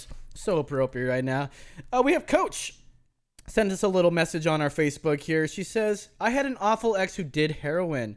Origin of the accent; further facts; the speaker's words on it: California, United States; moved away; I come from California where you can buy liquor till 2 a.m.